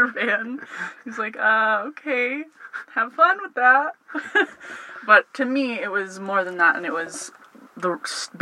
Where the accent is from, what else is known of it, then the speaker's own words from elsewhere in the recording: Palmer, Alaska, United States; I was born and raised in Alaska, specifically Palmer.